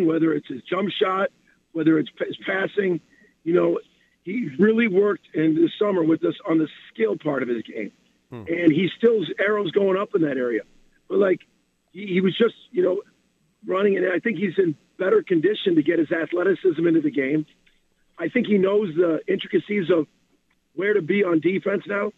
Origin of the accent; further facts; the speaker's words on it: Chicago, Illinois, United States; moved away; I'm from Chicago